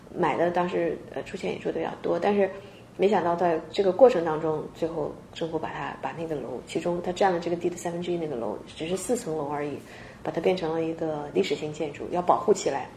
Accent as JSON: {"language": "Chinese", "country": "China", "moved": "yes", "lives_now": "Seattle, United States", "said": "我们本身就国内来的"}